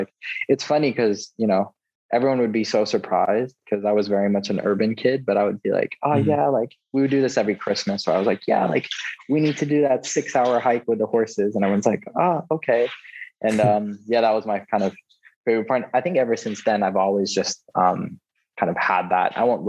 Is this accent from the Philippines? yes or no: yes; Philippines; born there; And so I was born in the Philippines and we have like a bunch of different beaches.